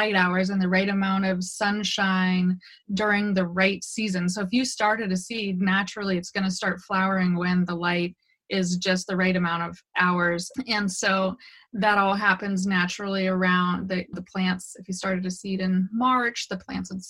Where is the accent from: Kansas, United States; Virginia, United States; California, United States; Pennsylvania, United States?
California, United States; Mendocino County; I was born in our little cabin out in the middle of the woods and raised with lots of kids that were doing the same thing